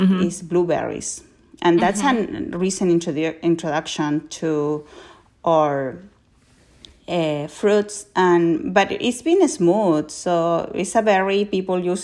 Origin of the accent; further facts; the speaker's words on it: Colchagua, O'Higgins, Chile; I grew up in Colchagua, like, it's really what is considered where most of the fruits and veggies are grown in Chile.